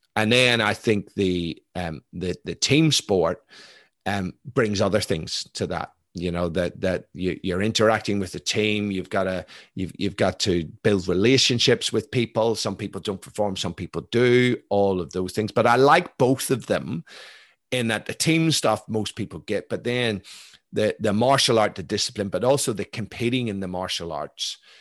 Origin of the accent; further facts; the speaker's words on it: Belfast, Northern Ireland, United Kingdom; moved away; I grew up in Belfast in the nineteen seventies.